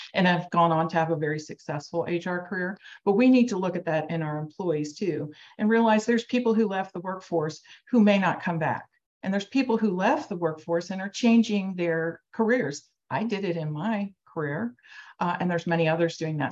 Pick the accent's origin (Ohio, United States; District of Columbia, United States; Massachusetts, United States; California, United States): Ohio, United States; Cincinnati; I'm from Cincinnati, Ohio.